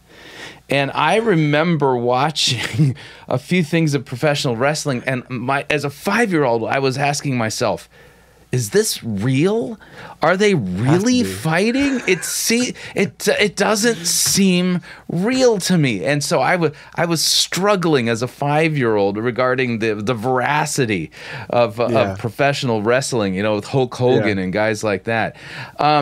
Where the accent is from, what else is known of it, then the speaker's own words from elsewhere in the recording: Southern California, United States; I grew up in Southern California